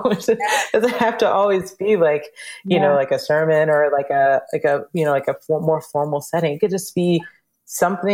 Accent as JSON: {"language": "English", "region": "Georgia", "country": "United States", "tie": "born or raised there", "said": "we grew up in Georgia"}